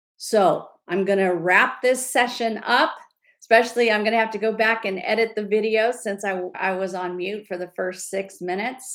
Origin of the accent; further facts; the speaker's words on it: California, United States; I'm from California